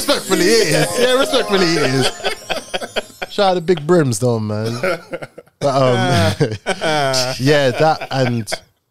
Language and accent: English; London, United Kingdom; I'm from Lewisham.